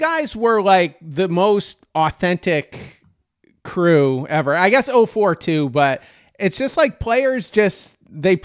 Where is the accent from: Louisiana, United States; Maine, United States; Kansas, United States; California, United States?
Maine, United States; now in Myrtle Beach, United States; I'm in Myrtle Beach, South Carolina, originally from Maine.